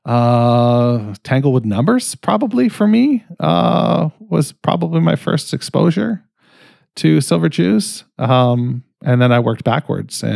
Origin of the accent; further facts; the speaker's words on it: Canada; I'm fucking Canadian